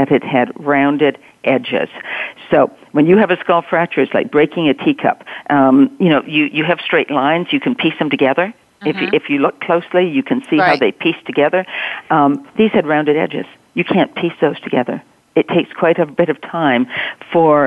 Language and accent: English; Canada; moved away; I'm Canadian, grew up in a small town